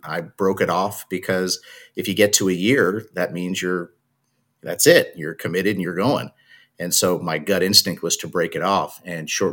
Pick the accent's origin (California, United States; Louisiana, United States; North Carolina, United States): California, United States; Los Angeles; also born or lived in New York / Arizona / San Diego, California; now in Salinas, United States; I grew up early in New York. So I lived in New York till I was about 8. Then we moved to Southern California, LA, till I was 18